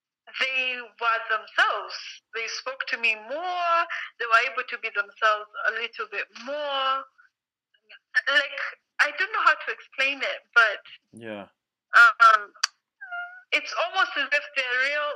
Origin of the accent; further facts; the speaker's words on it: Nairobi, Kenya; also born or lived in London; I was born in Africa, in Nairobi, Kenya.